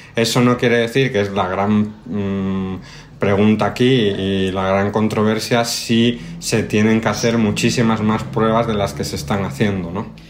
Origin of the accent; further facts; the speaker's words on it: Spain; now in Mexico; como españoles